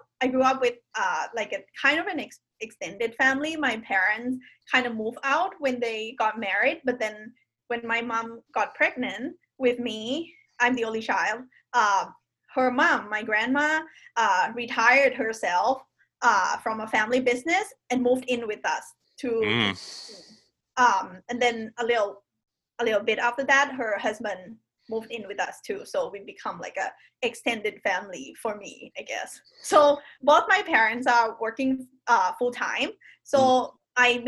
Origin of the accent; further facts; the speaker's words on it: Bangkok, Thailand; now in Pleasanton, United States; I'm from Bangkok, Thailand. I'm now living in Pleasanton, California.